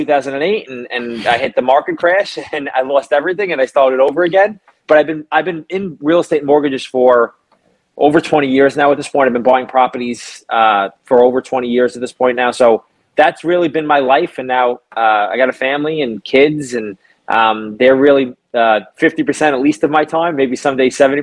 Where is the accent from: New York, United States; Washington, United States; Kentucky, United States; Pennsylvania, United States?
New York, United States; New York City; I'm a kid from Brooklyn, New York. I grew up in an Italian neighborhood